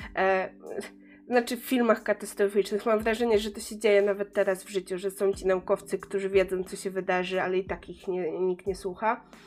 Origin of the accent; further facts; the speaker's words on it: Pomeranian Voivodeship, Poland; pochodzę, pochodzę z Pomorza